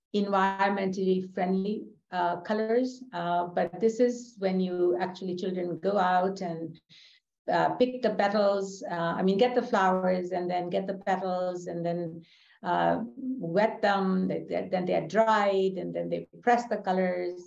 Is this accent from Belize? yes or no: no; India; moved away as an adult; now in United States; I grew up in India